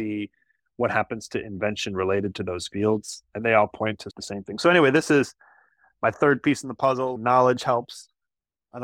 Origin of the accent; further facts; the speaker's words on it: Iowa, United States; In my home state of Iowa, we grow a lot of corn